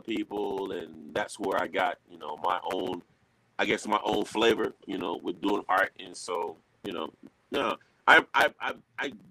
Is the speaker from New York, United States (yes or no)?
no; Alabama, United States; Grew up in Alabama. I was a prime military kid, too. So we moved around